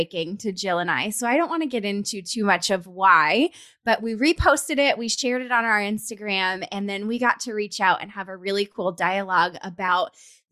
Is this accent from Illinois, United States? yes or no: no; Colorado, United States; moved away; We're both from Colorado